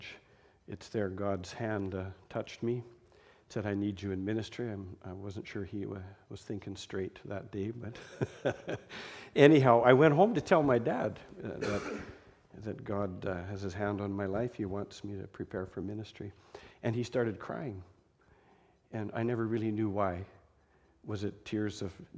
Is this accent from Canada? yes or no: yes; Delia, Alberta, Canada; I grew up on a farm. My hometown was Delia. Delia, Alberta.